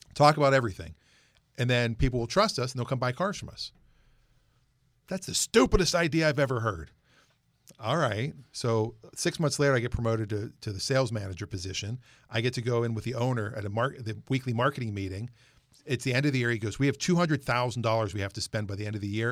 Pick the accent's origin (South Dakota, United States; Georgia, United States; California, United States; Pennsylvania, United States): Pennsylvania, United States; Pittsburgh; now in Seattle area, United States; I'm originally from the Pittsburgh area